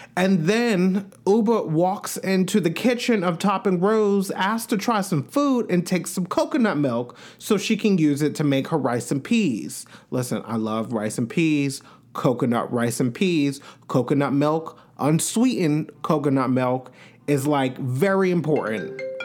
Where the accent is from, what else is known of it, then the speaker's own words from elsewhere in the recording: Long Island, New York, United States; I'm from Long Island, which the Hamps are, the Hamptons are on Long Island, but I'm like, where I grew up is like probably two, two and a half hours from the Hamptons, honestly.